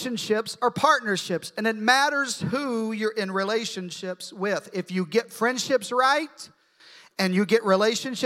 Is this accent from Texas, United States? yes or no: no; Arkansas, United States; I'm from Arkansas